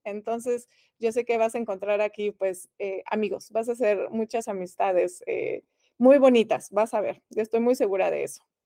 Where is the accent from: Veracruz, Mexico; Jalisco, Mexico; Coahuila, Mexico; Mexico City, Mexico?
Mexico City, Mexico; moved away as an adult; now in Bloomington, United States; yo que vengo de la Ciudad de México